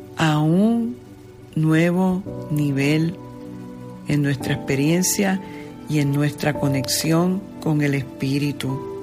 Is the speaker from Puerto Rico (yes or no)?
yes; Puerto Rico; como diríamos en el argot puertorriqueño, yo como puertorriqueño